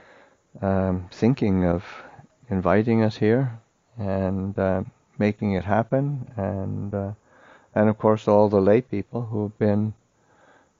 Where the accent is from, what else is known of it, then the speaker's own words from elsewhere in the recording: Canada; moved away; I grew up in Canada, but I never ever saw a monastery when I was growing up